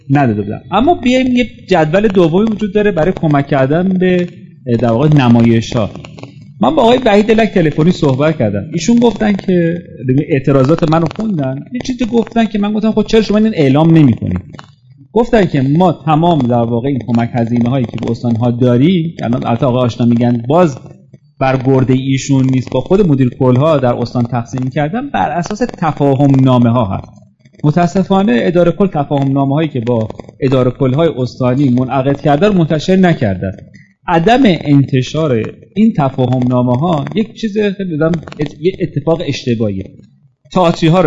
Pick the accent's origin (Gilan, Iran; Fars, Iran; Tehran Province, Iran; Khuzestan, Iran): Fars, Iran; Shiraz; من خودم چون شیرازی هستم